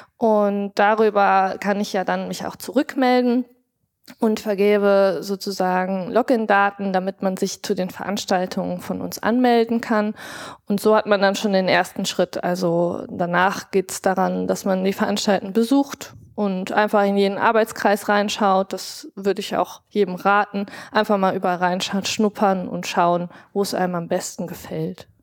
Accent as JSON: {"language": "German", "region": "Rhineland", "country": "Germany", "tie": "born or raised there", "said": "Ich bin im Rheinischen groß geworden, karnevalsbegeistert"}